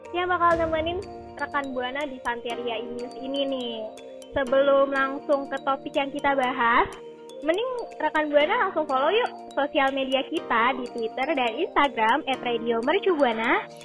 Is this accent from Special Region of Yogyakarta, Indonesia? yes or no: no; Tangerang, Banten, Indonesia; dari kota gue sama Vira yaitu kota Tangerang